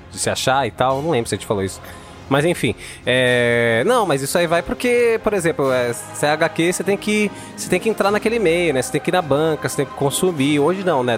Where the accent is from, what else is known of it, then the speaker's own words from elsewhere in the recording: Brazil; a gente é brasileiro